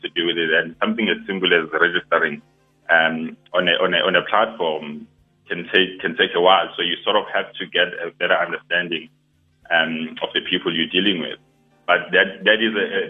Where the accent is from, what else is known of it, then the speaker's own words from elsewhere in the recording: Durban, KwaZulu-Natal, South Africa; I grew up in Mlazi